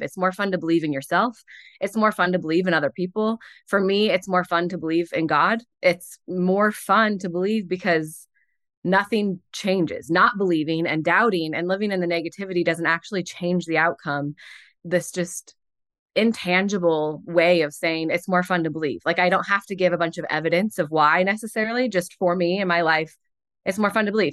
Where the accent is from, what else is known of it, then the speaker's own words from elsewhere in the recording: St. Louis, Missouri, United States; moved away; also born or lived in Ohio / Connecticut; I'm from Saint Louis originally